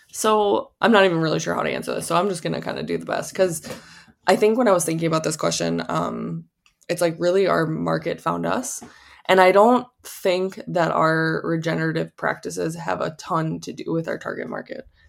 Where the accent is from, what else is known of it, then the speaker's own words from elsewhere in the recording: Wisconsin, United States; moved away; also born or lived in California; We're from Wisconsin.